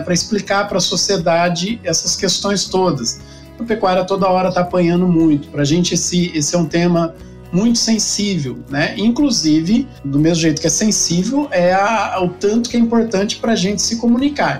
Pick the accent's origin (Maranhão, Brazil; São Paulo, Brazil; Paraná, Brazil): São Paulo, Brazil; interior of; eu nasci em São Paulo, na capital, mas eu sou de família do interior, né? Meus pais estavam morando em São Paulo quando, quando eu nasci. E logo de logo cedo a gente voltou para o interior